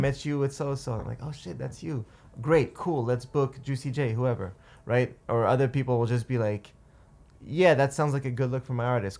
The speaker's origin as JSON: {"language": "English", "town": "Montreal", "region": "Quebec", "country": "Canada", "said": "I'm from Montreal or that I'm Dave's brother"}